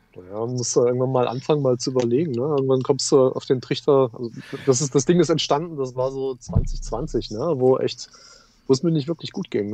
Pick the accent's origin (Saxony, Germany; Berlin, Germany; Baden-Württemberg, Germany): Saxony, Germany; Leipzig; moved away as an adult; now in Ruhr area, Germany; Ich komme aus dem Osten, ja. Ich bin gebürtiger Leipziger, ja.